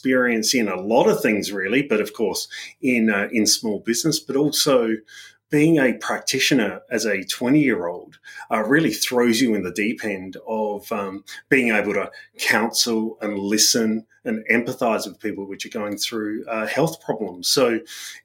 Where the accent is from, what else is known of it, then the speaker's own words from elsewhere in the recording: Adelaide Hills, South Australia, Australia; moved away as an adult; also born or lived in United Kingdom; So the Adelaide Hills, I grew up there in basically in a family from immigrant parents